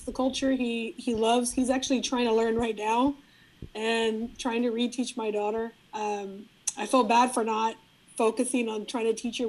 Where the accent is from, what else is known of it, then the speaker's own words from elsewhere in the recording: San Antonio, Texas, United States; first language Spanish; English is a second language; I grew up, was born and raised in San Antonio there.